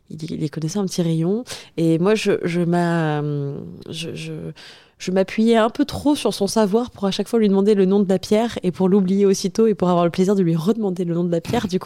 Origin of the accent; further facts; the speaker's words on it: Auvergne-Rhône-Alpes, France; moved away as an adult; also born or lived in Atlantic coast, France; je suis auvergnate